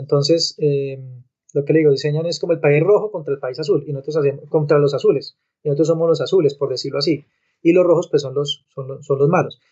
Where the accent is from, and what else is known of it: Colombia